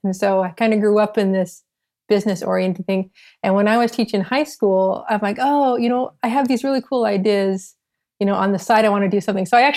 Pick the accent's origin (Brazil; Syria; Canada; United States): United States; Southern Utah; moved away as an adult; also born or lived in Los Angeles, California; now in Miami, United States; So I grew up in Southern Utah on a cattle ranch. So I live in Miami now